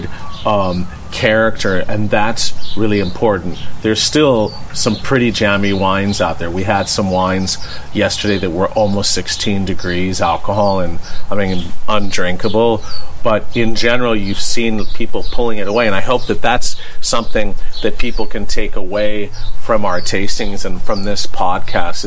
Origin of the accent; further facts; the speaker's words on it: United States; as an American